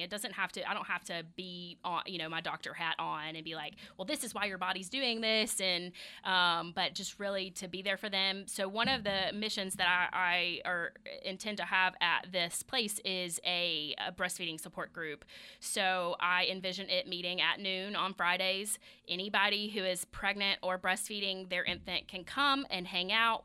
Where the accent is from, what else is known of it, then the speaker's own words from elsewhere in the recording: the South, United States; I say Kegel 'cause I'm from the South.